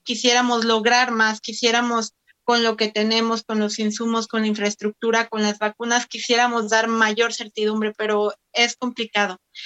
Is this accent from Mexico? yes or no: yes; Oaxaca, Mexico; soy de Oaxaca.